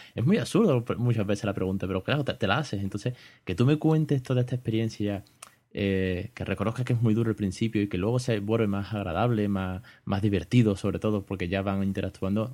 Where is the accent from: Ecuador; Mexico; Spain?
Spain; de España en este caso, que es de donde yo soy